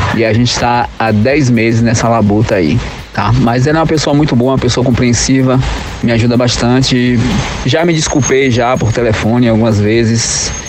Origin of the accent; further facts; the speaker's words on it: Salvador, Bahia, Brazil; tenho 41 anos, sou de Salvador, na Bahia.